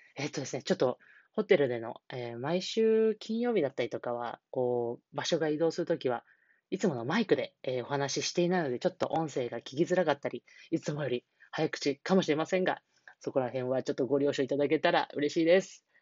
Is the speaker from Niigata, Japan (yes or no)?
yes; Niigata, Japan; moved away; 新潟県の地元、新潟県の方で、えー、来ているんですが